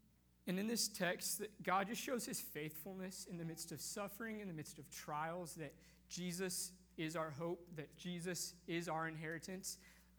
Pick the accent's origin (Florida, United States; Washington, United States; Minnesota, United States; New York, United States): Washington, United States; North Bend; I grew up in North Bend, about 30 minutes east of here, to wonderful family.